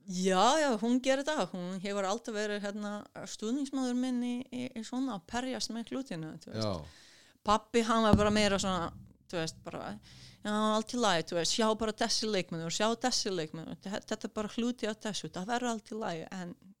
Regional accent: Kruševac, Rasina District, Serbia; Icelandic is a second language; moved away as an adult; also born or lived in Akureyri, Iceland; now in Iceland; ég er frá Krusjevat sem er einhver 200 uh, kilometrar vestur, súður vestur frá, frá Belgrad

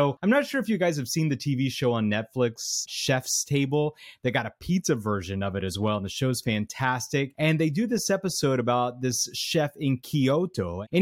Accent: New York City, New York, United States; We're both from New York City.

